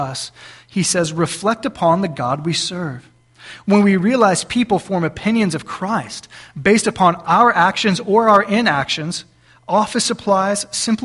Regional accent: South Texas, United States; now in Cissna Park, United States; we're from South Texas.

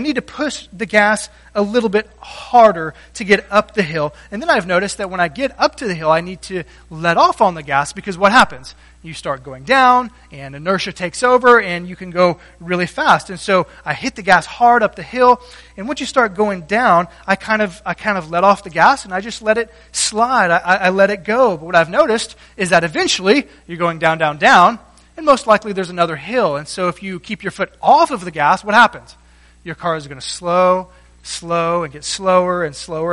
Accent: South Texas, United States; moved away; I grew up in South Texas where there are no hills.

